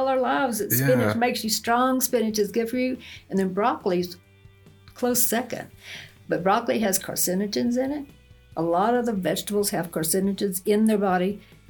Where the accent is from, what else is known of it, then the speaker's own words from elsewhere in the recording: Texas, United States; now in Ruidoso, United States; East Texas.